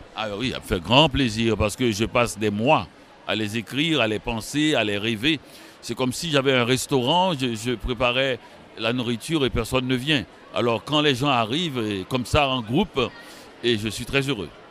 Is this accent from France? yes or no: no; Haiti; now in Montreal, Canada; Je suis né en Haïti. Je vis à Montréal